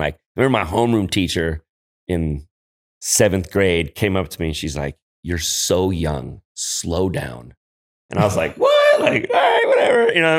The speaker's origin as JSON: {"language": "English", "town": "San Francisco", "region": "California", "country": "United States", "tie": "born or raised there", "said": "So, yeah, I'm a Frisco product. I grew up in Noe Valley."}